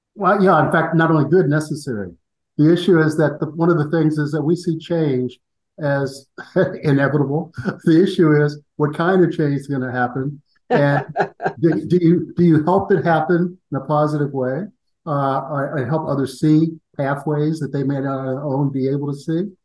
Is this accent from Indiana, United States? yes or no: no; Columbus, Ohio, United States; I grew up in Columbus, Ohio.